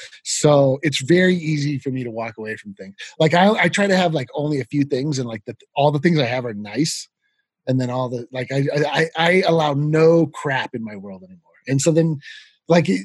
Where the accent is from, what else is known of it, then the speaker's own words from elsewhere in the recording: Fort Collins, Colorado, United States; So I grew up in Fort Collins. I went to CSU